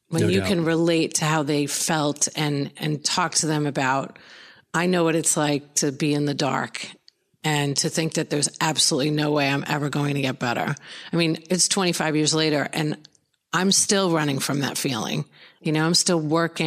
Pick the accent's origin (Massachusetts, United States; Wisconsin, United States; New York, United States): New York, United States; Long Island; moved away as an adult; now in Florida, United States; I grew up in Long Island, New York